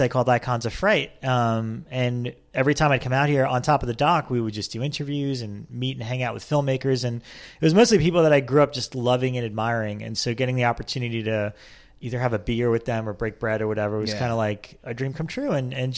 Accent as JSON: {"language": "English", "town": "Lawrence", "region": "New York", "country": "United States", "moved": "as an adult", "lives_now": "Los Angeles, United States", "said": "I'm originally from Long Island, New York, the Five Towns"}